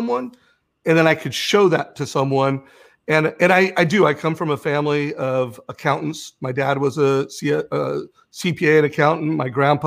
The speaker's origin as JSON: {"language": "English", "town": "Huntington Beach", "region": "California", "country": "United States", "tie": "born or raised there", "said": "I grew up in Huntington Beach"}